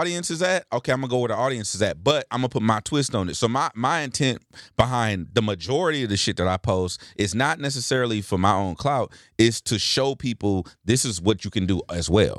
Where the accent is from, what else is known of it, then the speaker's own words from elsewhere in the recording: Los Angeles, California, United States; born and raised in Los Angeles